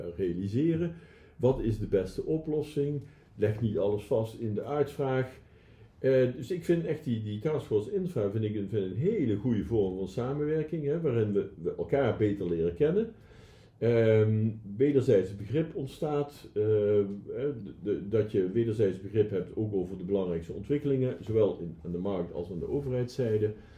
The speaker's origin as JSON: {"language": "Dutch", "country": "Netherlands", "said": "als Nederlanders"}